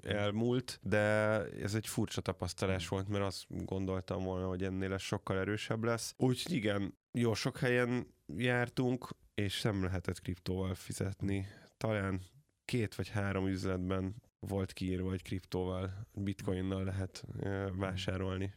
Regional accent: Hungary

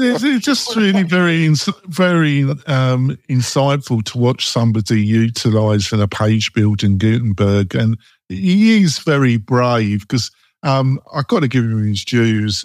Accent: England, United Kingdom; moved away; I'm English

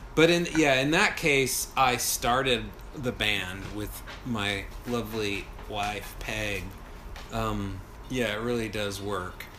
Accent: Texas, United States; I'm from Texas, another pretty pathetic place.

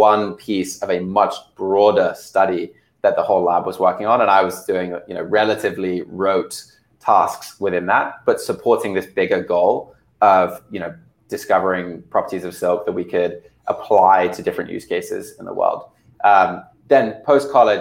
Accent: United Kingdom; moved away as an adult; now in United States; I was born over here in the States, but grew up in the UK

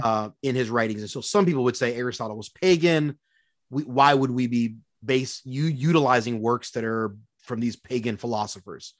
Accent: Philadelphia, Pennsylvania, United States; moved away as an adult; now in Minneapolis, United States; born and raised in Philadelphia, Pennsylvania

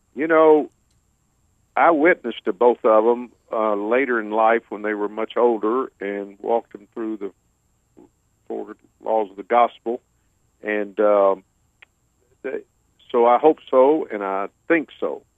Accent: about an hour south of Houston, Texas, United States; moved away as an adult; now in Houston, United States; I currently live in Houston, and I grew up about an hour south of here

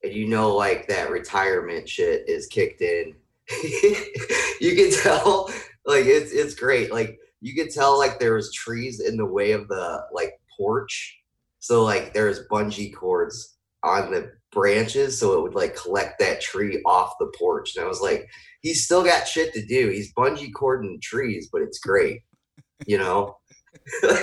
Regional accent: Lake Station, Indiana, United States; also born or lived in Hobart, Indiana / Portage, Indiana; I was born in Hobart. Both my folks are from this area as well. They're both Hobart too. And then we grew up in Lake Station

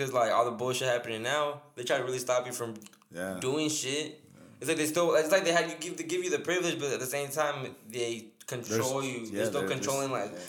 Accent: United States; also born or lived in Mexico (ancestry); we're American

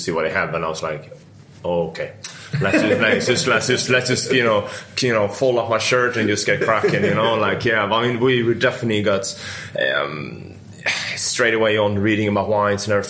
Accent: Stockholm, Stockholm County, Sweden; moved away as an adult; now in London, United Kingdom; I'm Swedish and I'm from Stockholm.

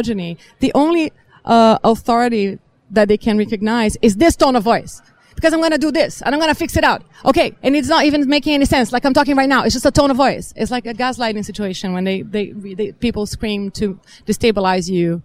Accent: Brazil; I am from Brazil and assigned female at birth

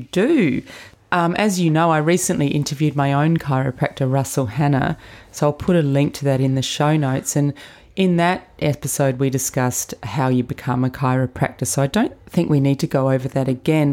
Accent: Adelaide, South Australia, Australia; Another Adelaide girl.

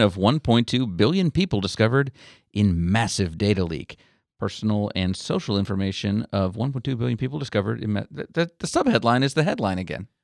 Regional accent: St. Augustine, Florida, United States; I grew up in St. Augustine

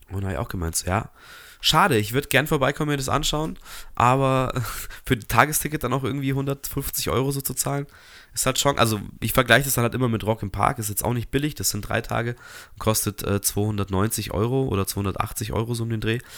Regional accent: Munich, Bavaria, Germany; muss man auch ein bisschen hinfahren, auch als Münchner

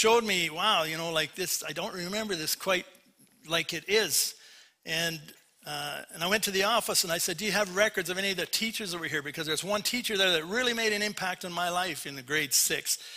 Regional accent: Port Coquitlam, British Columbia, Canada; moved away; I was raised in Vancouver, raised in Port Coquitlam

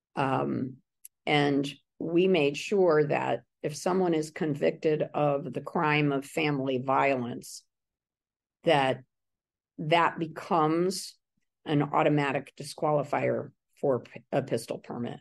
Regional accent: Middletown, Connecticut, United States; my hometown of Middletown

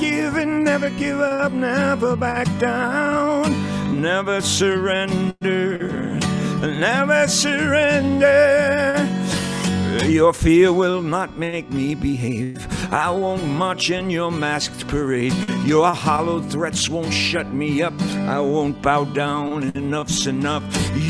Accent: New York City, New York, United States; I come from New York City where cursing is a second language

